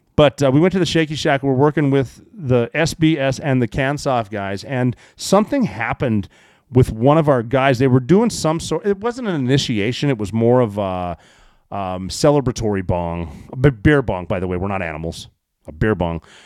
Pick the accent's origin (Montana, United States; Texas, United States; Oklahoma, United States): Montana, United States; where I grew up in Montana